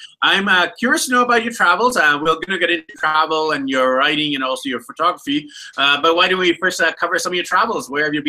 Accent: Vancouver, British Columbia, Canada; moved away; I'm actually from Vancouver, BC, Canada, originally.

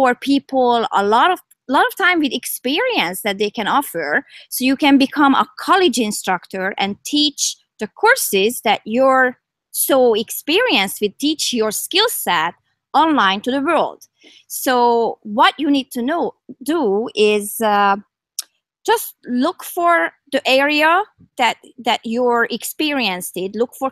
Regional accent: Hungary; also born or lived in Toronto area, Canada; now in Canada; I'm from Hungary. So my roots are here

